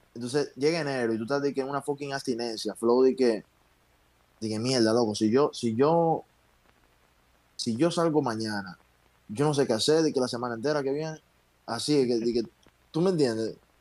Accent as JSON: {"language": "Spanish", "country": "Dominican Republic", "said": "nosotros, los dominicanos"}